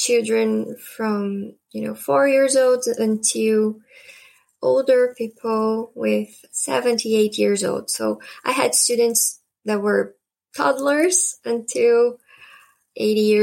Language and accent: English; Curitiba, Paraná, Brazil; English is a second language; now in Mafra, Brazil; I was born in Curitiba, a very close city from here, bigger city. But I live here now